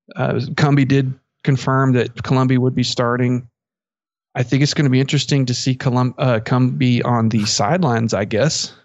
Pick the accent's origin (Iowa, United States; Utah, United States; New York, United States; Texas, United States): Texas, United States; Merkel; I'm from Merkle